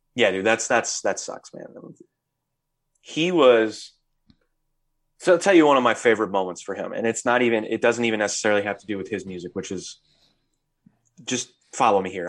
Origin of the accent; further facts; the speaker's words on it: United States; our culture being American culture